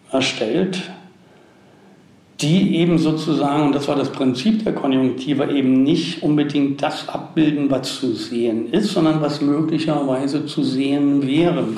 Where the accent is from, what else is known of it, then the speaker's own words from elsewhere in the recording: Berlin, Germany; born there; also da wurde ich gebastelt, in Berlin bin ich dann geboren.